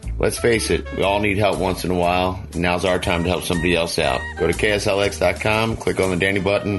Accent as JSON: {"language": "English", "town": "Philadelphia", "region": "Pennsylvania", "country": "United States", "moved": "yes", "lives_now": "New River, United States", "said": "up in New River. I'm originally from Philadelphia, but have made my home here in the Valley."}